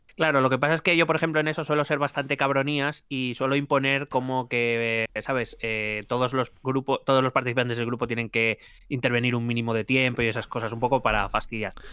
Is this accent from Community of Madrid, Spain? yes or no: yes; Madrid, Community of Madrid, Spain; Soy madrileño de nuevo cuño